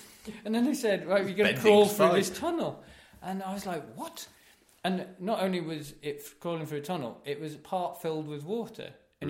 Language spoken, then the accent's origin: English; Wisconsin, United States; I'm from Wisconsin.